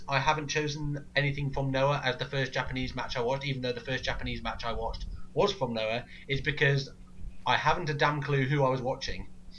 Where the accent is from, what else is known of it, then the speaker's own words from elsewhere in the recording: United Kingdom; we're all British